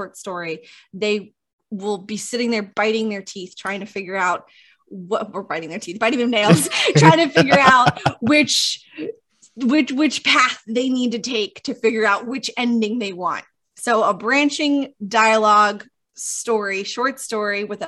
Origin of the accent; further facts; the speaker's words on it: New York, United States; We're all from New York